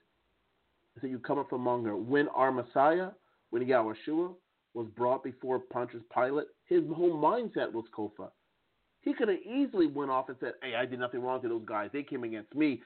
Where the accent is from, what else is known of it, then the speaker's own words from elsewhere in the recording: United States; accent: American English; now in Strasbourg, France; my American English accent